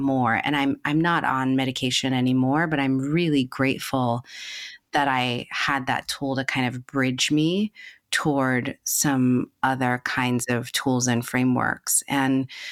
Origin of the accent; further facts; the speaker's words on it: New York City, New York, United States; I grew up in the Bronx, New York